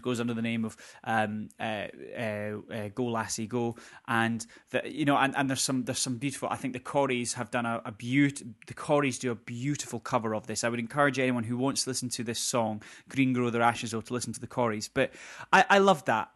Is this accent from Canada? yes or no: no; Scotland, United Kingdom; we are both Scottish